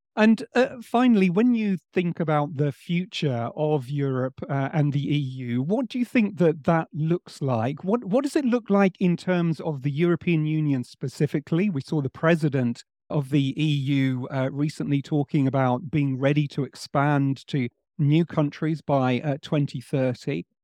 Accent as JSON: {"language": "English", "region": "England", "country": "United Kingdom", "said": "one Englishman"}